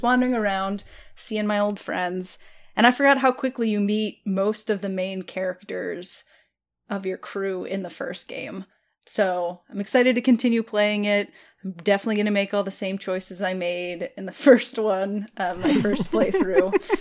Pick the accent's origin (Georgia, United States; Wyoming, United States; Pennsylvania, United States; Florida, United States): Pennsylvania, United States; eastern; I'm from Pennsylvania